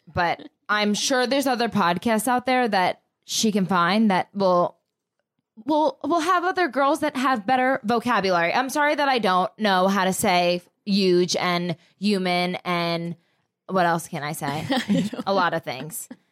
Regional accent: New Jersey, United States; I am from Jersey

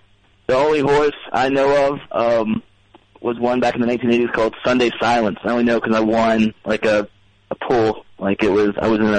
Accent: Kentucky, United States; now in Brooklyn, United States; I'm originally from Kentucky, but I've been living in Brooklyn for 11 years.

